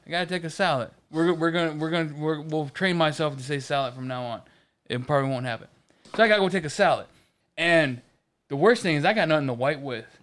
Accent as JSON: {"language": "English", "region": "Michigan", "country": "United States", "also_born_or_lived": "Ohio", "moved": "yes", "said": "I'm from Michigan"}